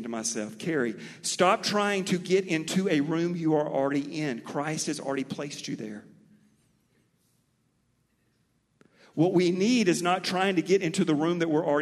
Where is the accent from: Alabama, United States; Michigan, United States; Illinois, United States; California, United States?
Alabama, United States; Mobile; accent: Mobile; also born or lived in Texas; My Mobile accent